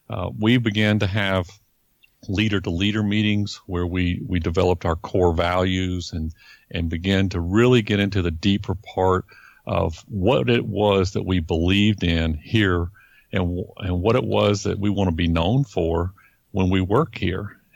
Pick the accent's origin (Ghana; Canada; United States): United States; Florida; because um, I was from Florida. I had been in Florida for so many years